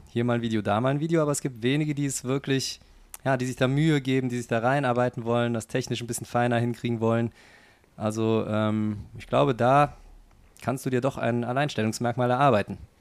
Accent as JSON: {"language": "German", "town": "Cologne", "region": "North Rhine-Westphalia", "country": "Germany", "tie": "born or raised there", "accent": "Kölsch", "said": "ich bin ja gebürtiger Kölner, das bei mir das Kölsche, was noch mitschwingt"}